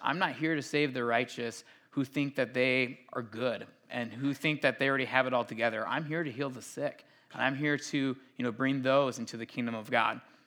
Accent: Minnesota, United States

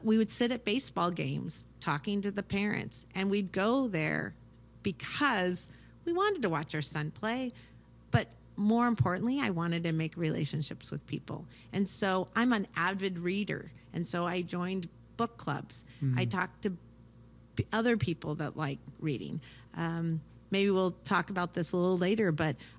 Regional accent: United States; also born or lived in Ukraine; we grew up here in America

